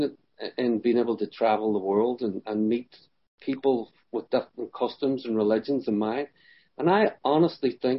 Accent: Derry, Northern Ireland, United Kingdom; I grew up in the Troubles

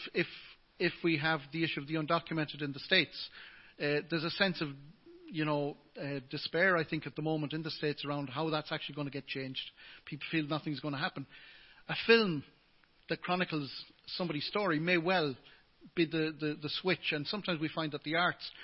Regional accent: England, United Kingdom; now in Ireland; If I was born in England, as I was, and I was Irish to the English people

